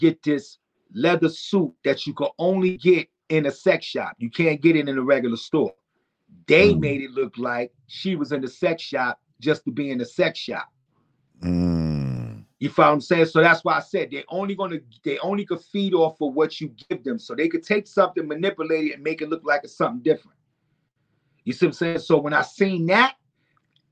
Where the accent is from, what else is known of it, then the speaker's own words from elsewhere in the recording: New York City, New York, United States; also born or lived in Brooklyn; I was born in Brooklyn and raised in the Bronx.